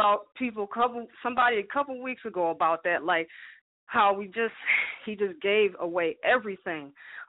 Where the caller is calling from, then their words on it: Cleveland, Ohio, United States; I'm calling from Cleveland, Ohio.